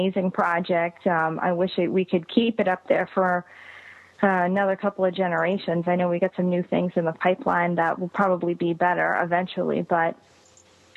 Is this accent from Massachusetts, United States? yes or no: yes; Massachusetts, United States; I'm from Massachusetts